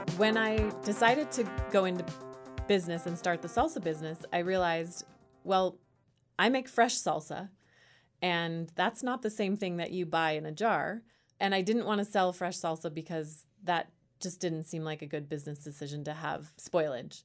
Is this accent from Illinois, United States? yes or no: no; Bay Area, Northern California, United States; moved away as an adult; also born or lived in San Luis Obispo, California; now in Louisville, United States; I was born and raised in Northern California in the Bay Area